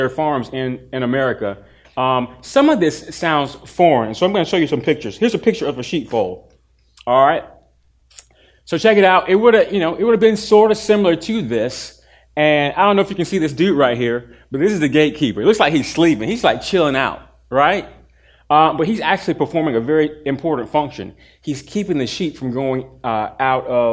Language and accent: English; Durham, North Carolina, United States; also born or lived in Chapel Hill; I grew up in Durham, but I spent every weekend and almost all my summers in the country of Chapel Hill.